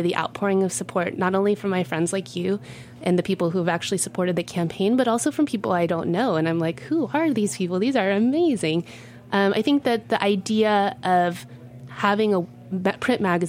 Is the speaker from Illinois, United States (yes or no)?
no; Texas, United States; now in New York, United States; I come from Texas